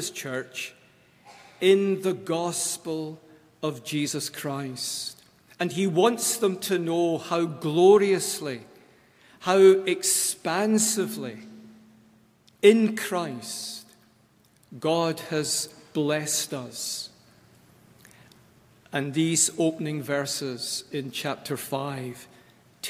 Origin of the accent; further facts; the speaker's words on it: Scotland, United Kingdom; moved away; I am always from Scotland. Wherever I am in this world, I take Scotland with me.